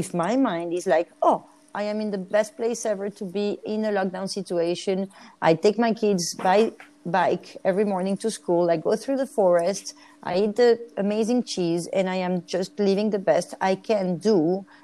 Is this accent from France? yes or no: yes; France; accent: Frenchy; English is a second language; moved away; also born or lived in Galapagos Islands, Ecuador; I'm French. You can recognize my Frenchy accent